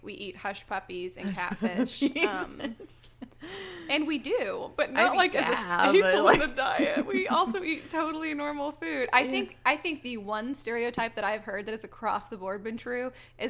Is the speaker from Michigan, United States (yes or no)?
no; Texas, United States; where are you from in the United States? And like Texas